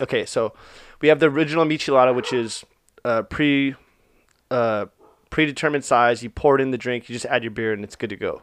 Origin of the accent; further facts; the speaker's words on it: Orange, California, United States; I was born in Orange, the city of Orange